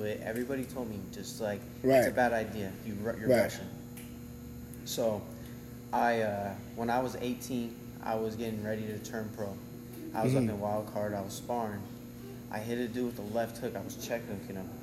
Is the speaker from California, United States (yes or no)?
yes; Simi Valley, California, United States; I was born in Simi Valley.